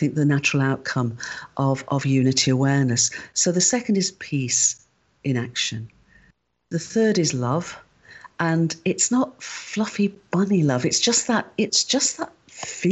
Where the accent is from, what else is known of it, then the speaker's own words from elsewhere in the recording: United Kingdom; I'm a Brit